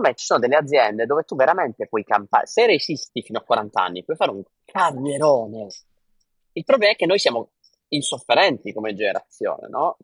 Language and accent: Italian; Bari, Apulia, Italy; moved away; also born or lived in Singapore; io da barese